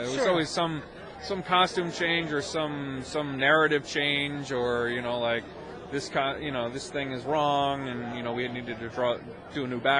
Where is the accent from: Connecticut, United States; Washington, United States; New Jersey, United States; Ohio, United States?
New Jersey, United States; when I was growing up in New Jersey